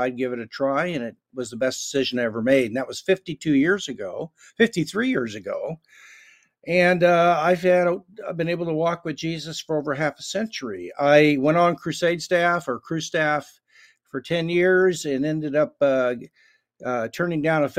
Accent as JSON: {"language": "English", "town": "Kansas City", "region": "Missouri", "country": "United States", "tie": "born there", "said": "Well, I was born in Kansas City, Missouri, went to a liberal Methodist church, but nobody knew it was."}